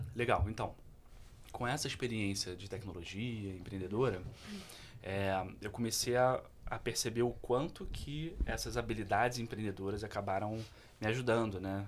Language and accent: Portuguese; Petrópolis, Rio de Janeiro, Brazil; eu sou de Petrópolis, cantei num uhum. coral que é conhecido Legal. em Petrópolis durante muito tempo, chamado Coral dos Canarinhos